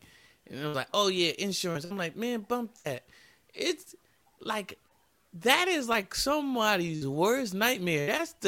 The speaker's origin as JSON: {"language": "English", "region": "New Jersey", "country": "United States", "also_born_or_lived": "Atlanta", "said": "I'm from Jersey."}